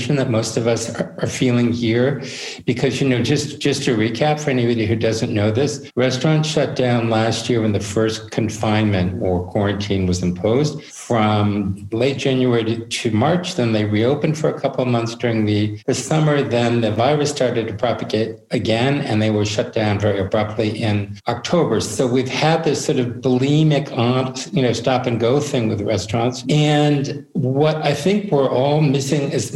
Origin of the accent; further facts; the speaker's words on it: United States; moved away as an adult; now in Paris, France; I'm American